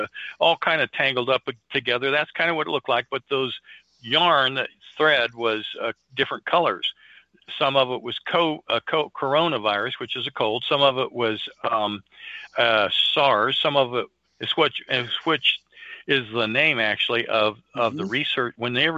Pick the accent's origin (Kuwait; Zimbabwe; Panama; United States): United States; Missouri; Now we've been shown, again, I'm from Missouri.